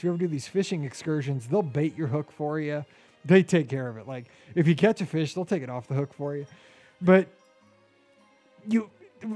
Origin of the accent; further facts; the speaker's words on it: St. Louis, Missouri, United States; I'm from St. Louis